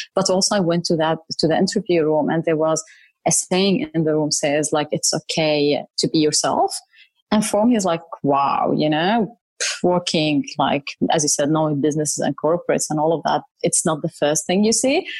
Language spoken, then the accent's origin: English; Syria; moved away as an adult; also born or lived in Saudi Arabia / Jordan (ancestry); now in Sydney, Australia; So I'm originally Jordanian, but I've never lived in Jordan. I grew up in Saudi Arabia and then I lived most of my life in Syria before moving here to Australia.